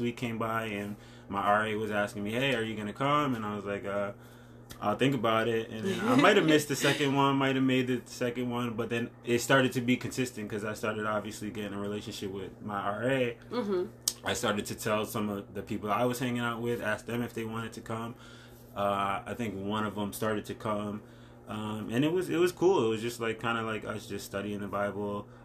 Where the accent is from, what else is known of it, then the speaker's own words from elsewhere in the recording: Stamford, Connecticut, United States; also born or lived in Stratford, Connecticut; I was born in Stanford